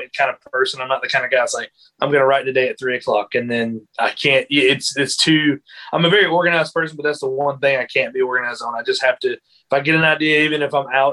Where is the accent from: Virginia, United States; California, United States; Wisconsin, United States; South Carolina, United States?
South Carolina, United States; Greenville; also born or lived in Florence, South Carolina; I'm from Greenville. You know, I've lived here most of my life.